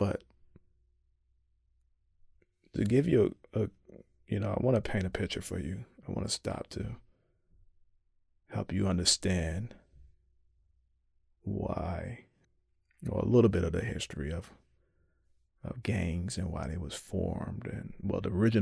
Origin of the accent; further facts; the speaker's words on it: Chicago, Illinois, United States; my hometown of Chicago